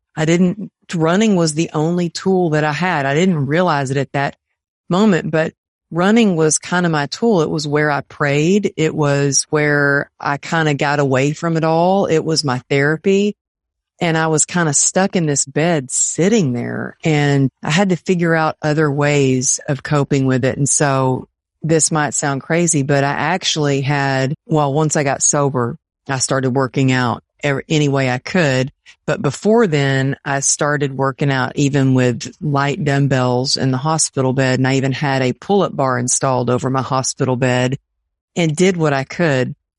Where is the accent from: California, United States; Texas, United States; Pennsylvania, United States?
Texas, United States; I grew up in Texas with my family